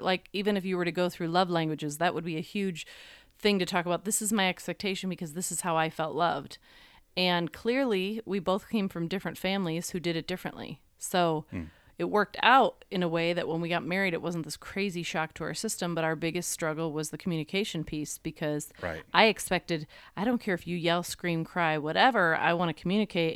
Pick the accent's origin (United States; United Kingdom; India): United States; New York; I'm just from New York